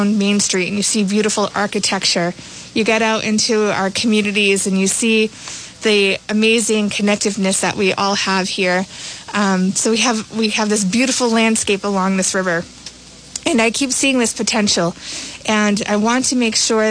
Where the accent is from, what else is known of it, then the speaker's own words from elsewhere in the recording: Woonsocket, Rhode Island, United States; moved away; I am originally from Woonsocket